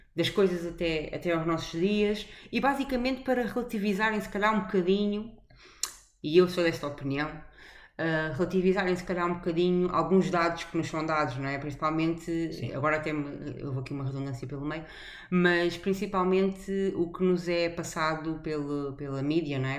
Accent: Portugal; moved away; sou portuguesa

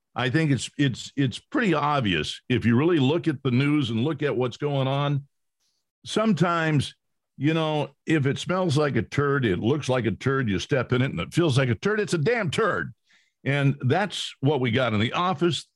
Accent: California, United States; I grew up in California

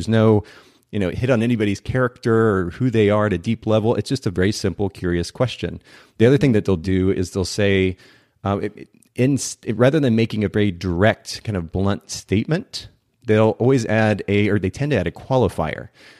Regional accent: Japan; English is a second language; I grew up in Japan, spent about 10 years of my life there.

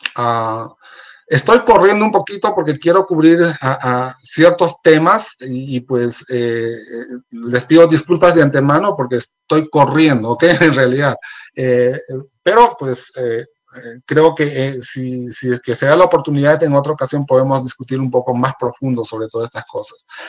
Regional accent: Peru; moved away; hablo de Perú porque soy, soy de Perú

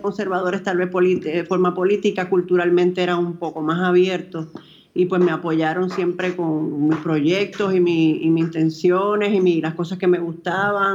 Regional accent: Dominican Republic; born or raised there

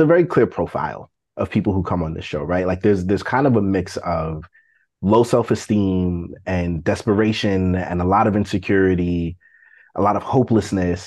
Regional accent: New York City, New York, United States; moved away; I'm from Brooklyn

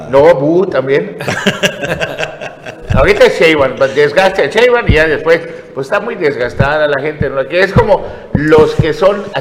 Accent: Mexico; Los mexicanos no somos los venezolanos, los mexicanos no somos los hermanos de Cuba, ni los hermanos

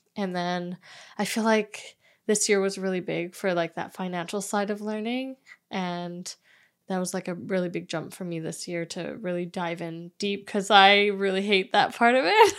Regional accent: Vancouver, British Columbia, Canada; I was born and raised in Vancouver

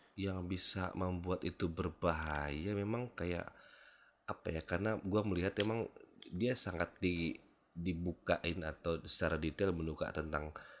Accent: Medan, North Sumatra, Indonesia; gue nih lahir besar di Medan

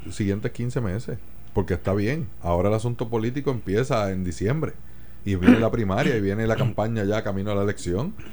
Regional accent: Puerto Rico

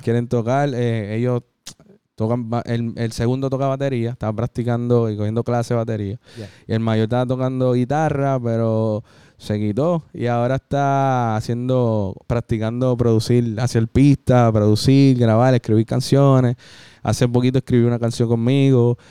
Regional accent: Puerto Rico; soy boricua

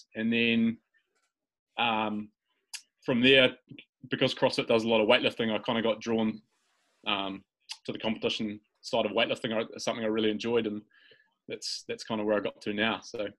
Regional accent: North Canterbury, New Zealand; moved away as an adult; also born or lived in Christchurch, New Zealand; now in Nelson, New Zealand; I grew up in North Canterbury, lived most of my life there. And then I moved into Christchurch to do a wee bit of study.

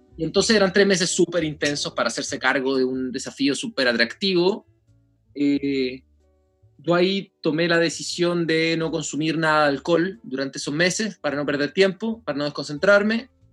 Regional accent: Chile; nosotros en Chile

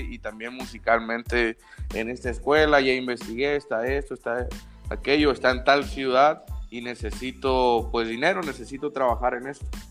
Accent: Sinaloa, Mexico; yo soy de, de Sinaloa, del estado de Sinaloa.

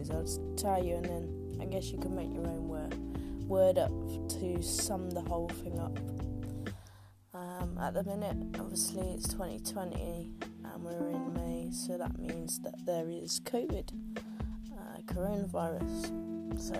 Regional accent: Oxford, South East England, United Kingdom; Though I am from Oxford, and I do have cock in me

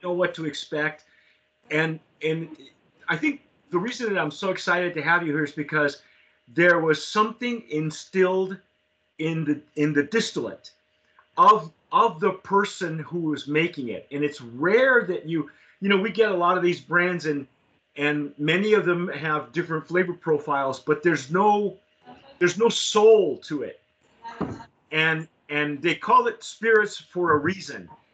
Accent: Southern California, United States; moved away; also born or lived in San Antonio, Texas; I grew up in Southern California, and I moved away for years

